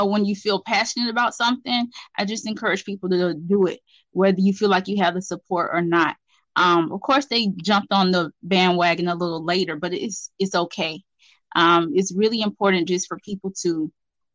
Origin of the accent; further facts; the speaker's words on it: Atlanta, Georgia, United States; Born and raised in Atlanta, Georgia